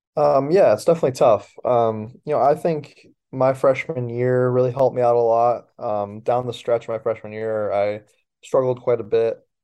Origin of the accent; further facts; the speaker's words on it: Baldwinsville, New York, United States; moved away as an adult; now in College Park, United States; I do have really a lot of love for my hometown.